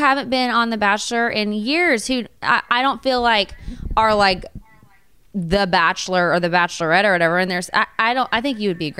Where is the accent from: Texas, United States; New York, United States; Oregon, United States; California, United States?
Texas, United States; I'm a Texas girl, too.